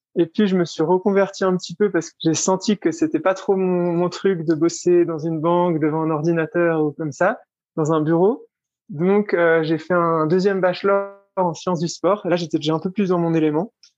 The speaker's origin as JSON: {"language": "French", "country": "Switzerland", "also_born_or_lived": "Geneva", "moved": "as an adult", "lives_now": "Iten, Kenya", "said": "je suis suisse"}